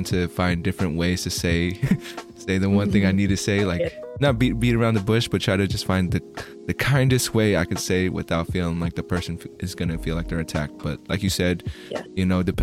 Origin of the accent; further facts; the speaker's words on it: California, United States; I'm from California, here in America